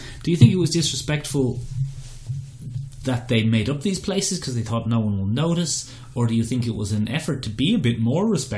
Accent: Ireland; as an Irish person

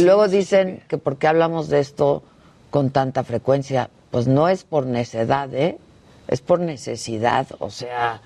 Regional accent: Mexico; Así somos los mexicanos

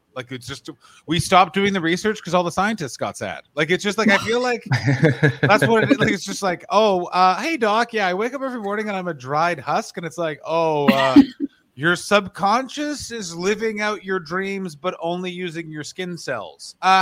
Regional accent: Ontario, Canada; I grew up in Ontario in the 90s

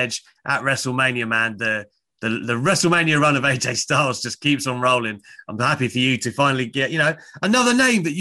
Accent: United Kingdom; I'm obviously a Brit

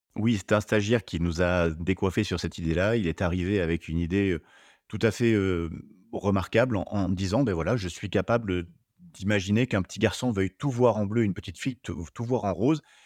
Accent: Limousin, Nouvelle-Aquitaine, France; moved away as an adult; also born or lived in Paris region / United States / Spain; revenir dans ma région d'origine

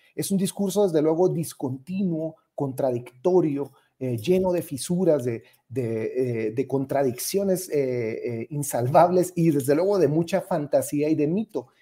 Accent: Ciudad Juárez, Chihuahua, Mexico; yo soy originario de Ciudad Juárez

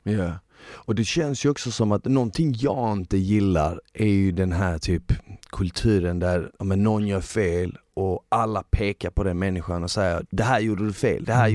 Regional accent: Malmö, Skåne, Sweden; jag växte upp i Malmö i delar som var liksom lite sjaskiga

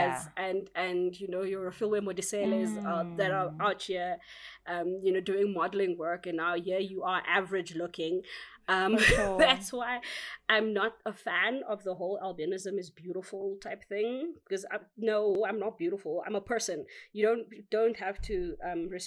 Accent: South Africa; I grew up in a colored area

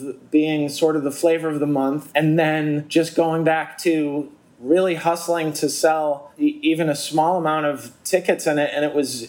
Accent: Boston, Massachusetts, United States; growing up in Boston

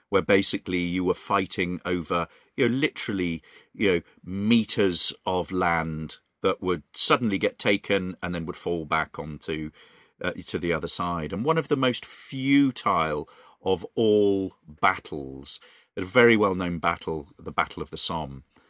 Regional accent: Reading, South East England, United Kingdom; Reading is my hometown

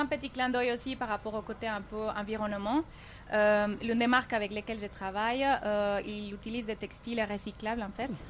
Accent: Cali, Valle del Cauca, Colombia; French is a second language; moved away as an adult; also born or lived in Toulouse, France; now in Dubai, United Arab Emirates; moi, je suis née à Cali, c'est dans le sud de la Colombie, euh, et à l'âge de 18 ans, je suis partie en France apprendre les français pour une année.

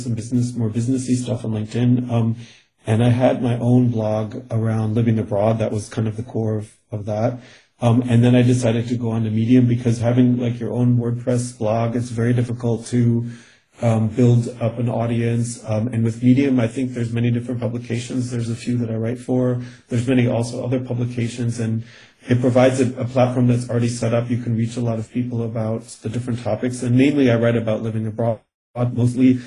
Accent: Connecticut, United States; first language English; moved away as an adult; also born or lived in Germany; now in Vienna, Austria; I'm originally from New England, Connecticut

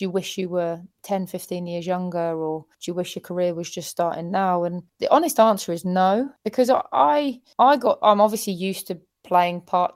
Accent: England, United Kingdom; as an English person

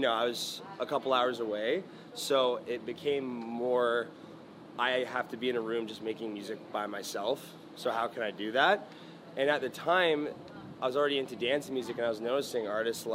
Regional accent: Mississauga, Ontario, Canada; moved away as an adult; So Mississauga, the suburb that I grew up in around Toronto

